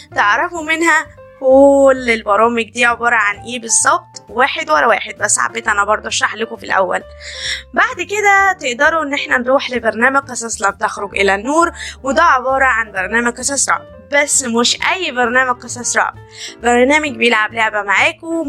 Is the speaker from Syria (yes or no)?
no; Egypt; عندنا في مصر في لهجات كتير